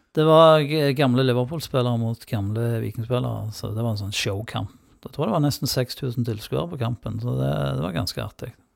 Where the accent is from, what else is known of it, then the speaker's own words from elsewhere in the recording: Sola, Rogaland, Norway; Og ikke minst fra Sola, da. Der jeg kommer fra